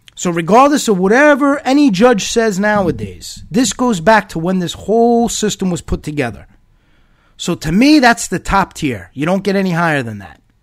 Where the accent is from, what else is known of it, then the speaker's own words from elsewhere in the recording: United States; As a United States citizen, as an American